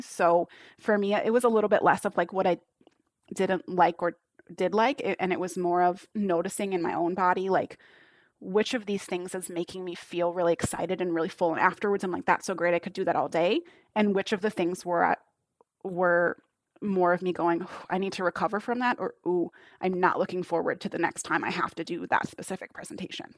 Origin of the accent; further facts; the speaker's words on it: United States; accent: American; my American accent